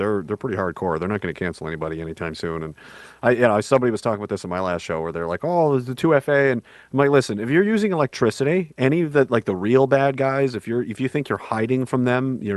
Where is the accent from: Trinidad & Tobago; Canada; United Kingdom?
Canada; I'm Canadian content